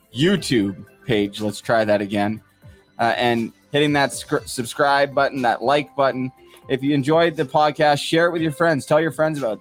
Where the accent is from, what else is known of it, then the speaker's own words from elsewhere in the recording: Port Coquitlam, British Columbia, Canada; moved away; I'm from Port Coquitlam part of the Tri Cities